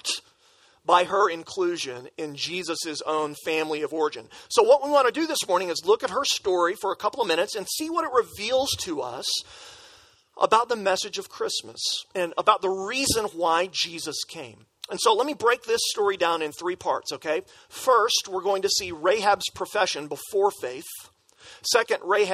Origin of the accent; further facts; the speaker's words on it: West Texas, United States; moved away; also born or lived in Philadelphia; I grew up in West Texas